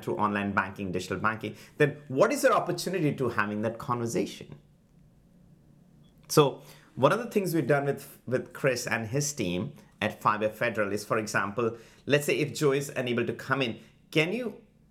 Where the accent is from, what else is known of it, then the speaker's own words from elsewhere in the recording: India; moved away as an adult; now in United States; I'm an immigrant from India.